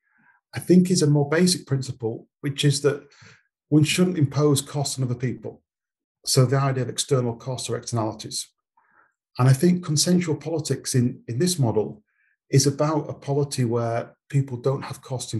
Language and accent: English; United Kingdom; I was born in Britain, and I didn't consent in a sense to be a British citizen